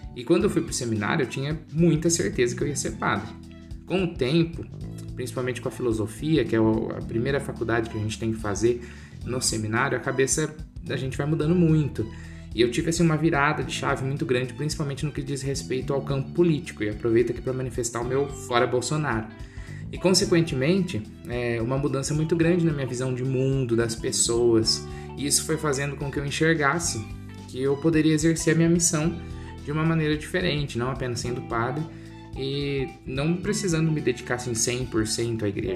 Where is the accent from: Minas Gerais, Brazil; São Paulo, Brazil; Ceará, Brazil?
São Paulo, Brazil; Porto Ferreira; Eu nasci em Porto Ferreira, em maio de 1995